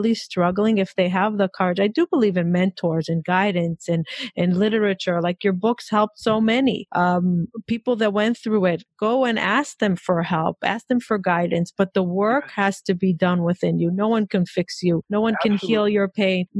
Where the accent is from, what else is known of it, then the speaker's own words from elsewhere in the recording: Israel; I'm Israeli. I mean, I grew up in Israel.